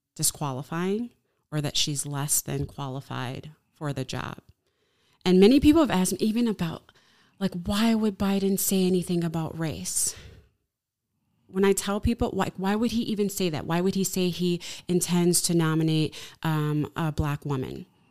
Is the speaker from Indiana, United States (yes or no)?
no; Chicago, Illinois, United States; now in Oshkosh, United States; I'm from Chicago